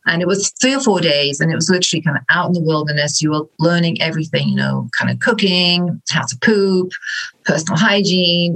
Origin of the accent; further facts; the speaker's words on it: England, United Kingdom; moved away as an adult; now in Midwest, United States; I was born originally in England